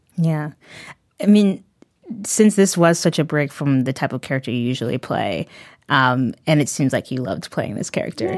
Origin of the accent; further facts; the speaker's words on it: New Haven County, Connecticut, United States; I grew up in the New Haven County area